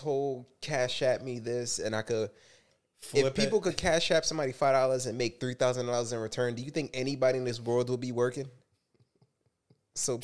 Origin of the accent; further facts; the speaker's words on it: New York, United States; we're from New York and we're all black, you know, all raised in a hood.